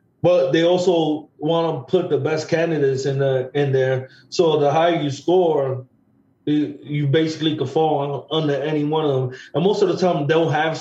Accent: Puerto Rico; moved away; also born or lived in East Harlem; a friend of mine that I grew up with in Puerto Rico

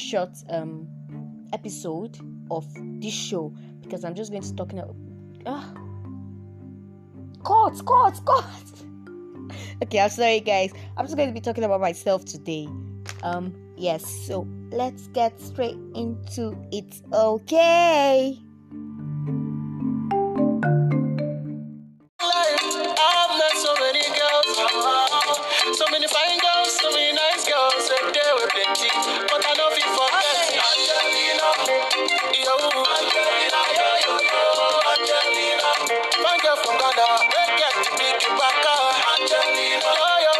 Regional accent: Oyo, Nigeria; accent: Yoruba; also born or lived in Osun State; now in northern Nigeria, Nigeria; I'm from Oyo State

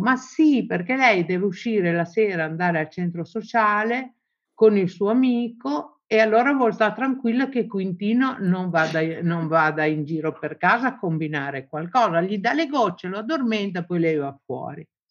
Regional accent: Southern Italy, Italy; moved away as an adult; Fui la prima donna del mio paese ad andar fuori

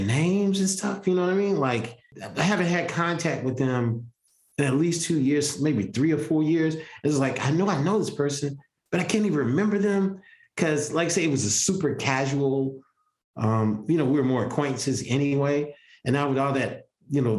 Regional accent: Columbia, South Carolina, United States; I'm from Columbia. Columbia's still a small town

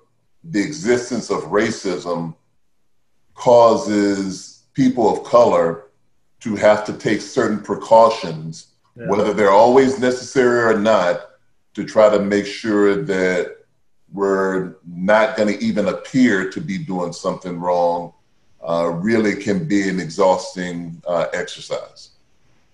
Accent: Baton Rouge, Louisiana, United States; I grew up in Baton Rouge, Louisiana.

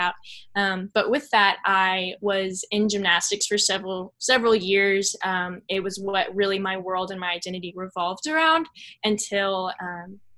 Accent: Dallas, Texas, United States; I'm from the Dallas area

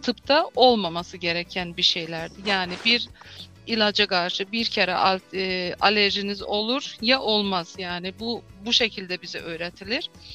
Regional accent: Azerbaijan; also born or lived in Baku, Azerbaijan; Azerbaycan Türklerindenim. Ol şehrinde e, doğuldum. 1968 doğumluyum. İlk okul e, ve liseyi Oğul şehrinde bitirdim

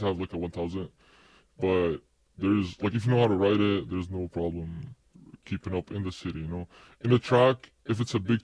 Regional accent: United Arab Emirates; moved away as an adult; I grew up in Emirates, you know, and then I moved here, but I'm not Emirati

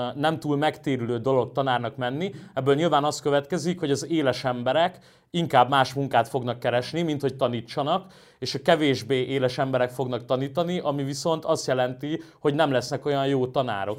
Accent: Budapest, Hungary; én Óbudán nőttem föl

